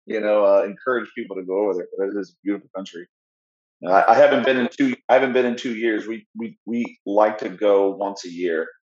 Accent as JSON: {"language": "English", "town": "Orlando", "region": "Florida", "country": "United States", "tie": "born or raised there", "also_born_or_lived": "Germany / California", "said": "I was born in City of Orlando here in Florida. I'm a native. I grew up on the east side of town"}